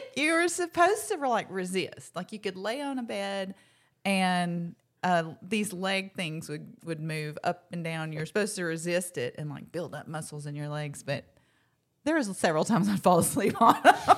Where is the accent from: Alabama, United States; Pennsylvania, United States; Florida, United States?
Alabama, United States; Locust Fork; I grew up in Locust Fork, Alabama